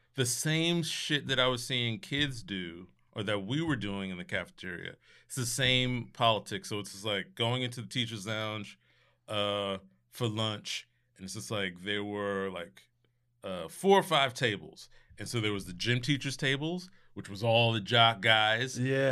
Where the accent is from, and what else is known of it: Scotch Plains, New Jersey, United States; born or raised there; moved away